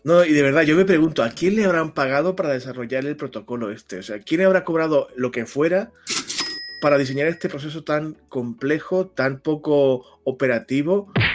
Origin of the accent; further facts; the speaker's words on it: Spain; en este país somos como somos